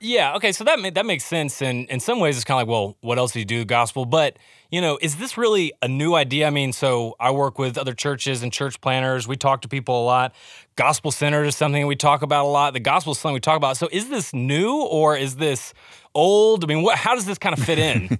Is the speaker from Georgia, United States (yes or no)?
no; Alabama, United States; I'm from Alabama